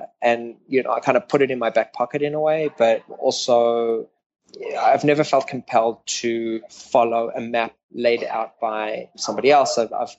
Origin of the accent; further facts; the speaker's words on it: Knoppies Lachter, Gauteng, South Africa; moved away as an adult; now in United States; About an hour out of Johannesburg, on a farm area that was about an hour from the city, called Knoppies Lachter, which, pretty much no one knows about.